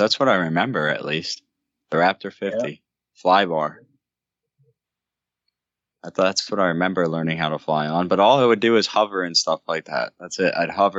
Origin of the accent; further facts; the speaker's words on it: New Jersey, United States; Northern New Jersey.